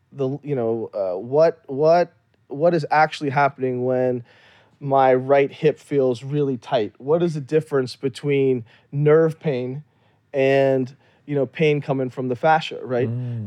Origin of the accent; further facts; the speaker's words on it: Louisiana, United States; also born or lived in Kashmir, India; I grew up in Louisiana